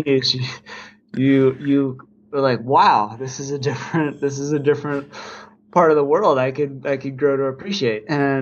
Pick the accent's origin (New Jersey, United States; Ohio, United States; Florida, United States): Ohio, United States; Cleveland; moved away as an adult; also born or lived in North Carolina / Virginia; now in Carbondale, United States; I was born and raised just on the south side of Cleveland, Ohio